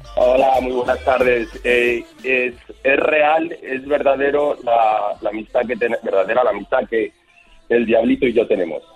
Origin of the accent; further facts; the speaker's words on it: Miami, Florida, United States; accent: mixed; also born or lived in Spain; mi acento está un poquito mezclado porque me he criado en Miami